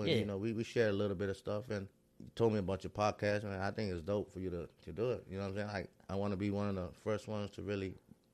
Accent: Rhode Island, United States; now in Minnesota, United States; I grew up in the East Coast from Rhode Island

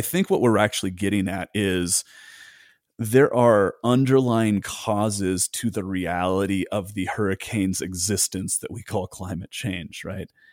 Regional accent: United States; as an American

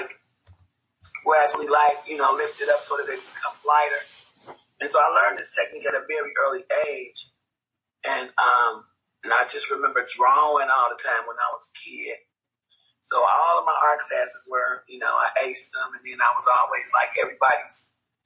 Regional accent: Chicago, Illinois, United States; also born or lived in Kentucky; I was raised in Chicago. So they took me there when I was about 5 months old.

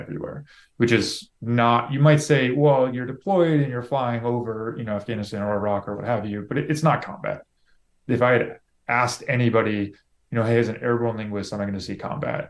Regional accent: Lake City, Florida, United States; moved away as an adult; I grew up my whole life in Florida

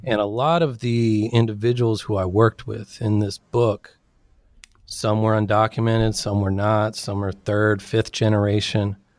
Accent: Sacramento, California, United States; also born or lived in San Diego; I was born and raised in Sacramento, California

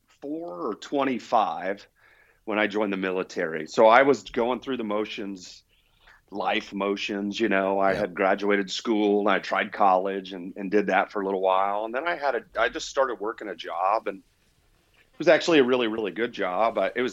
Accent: Indiana, United States; So I was born and raised in Indiana and lived there pretty much all the way through into adult life.

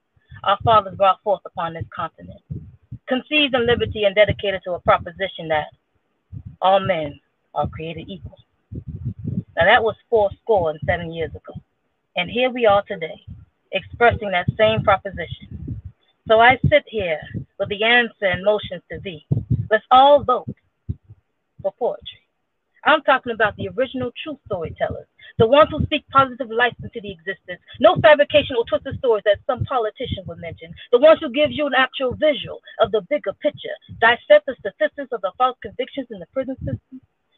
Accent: Germany; born there; So I was born in Germany, but my family's from Trinidad. Not Trinidad and Tobago, but Trinidad, Puerto Rico.

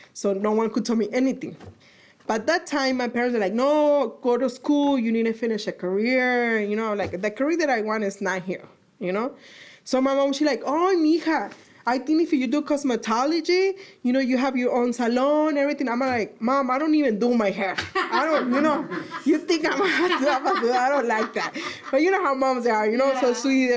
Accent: Zacatecas, Mexico; also born or lived in Arizona, United States; now in Valle de Guadalupe, Mexico; I'm from Zacatecas. But I've been here for a very long time in Valle, like 14 years

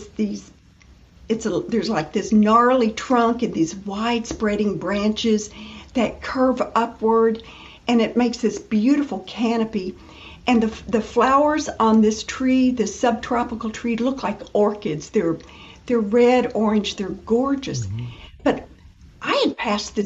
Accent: Western Kentucky, United States; moved away as an adult; now in Florida, United States; I grew up in Western Kentucky

